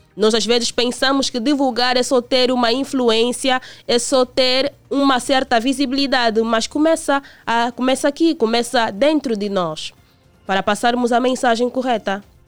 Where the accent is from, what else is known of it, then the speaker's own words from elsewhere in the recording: Angola; como angolanos